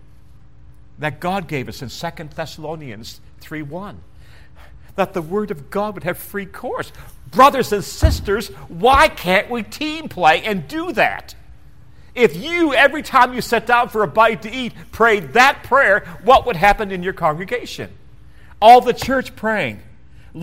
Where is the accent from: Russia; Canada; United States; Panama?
Canada; moved away; I'm a boy from Canada